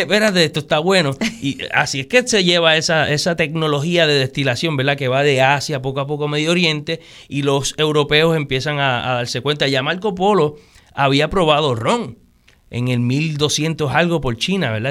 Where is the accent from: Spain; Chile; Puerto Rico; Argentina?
Puerto Rico; el amor por mi país, por mi, por mi tierra, ¿verdad? O sea, el sentirme puertorriqueño